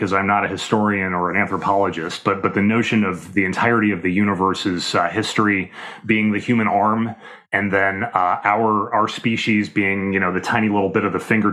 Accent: Midwest, United States; moved away as an adult; also born or lived in Washington, D.C.; I grew up in the Midwest, and, you know, that's a fairly modern area by historical standards, and then later moved to the East Coast as a young adult living in Washington, D.C.

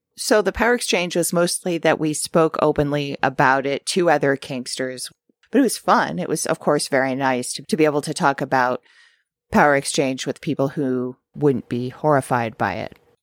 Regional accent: Santa Monica, California, United States; moved away; my hometown of Santa Monica

